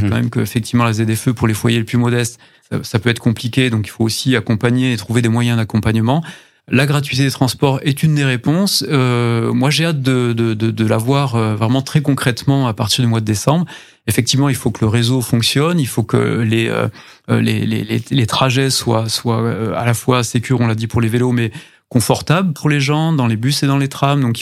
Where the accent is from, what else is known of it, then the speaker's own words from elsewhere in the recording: Saint-Gély-du-Fesc, Occitania, France; Mais globalement sur le sujet que vous évoquez, moi je suis de Saint-Gély-du-Fesque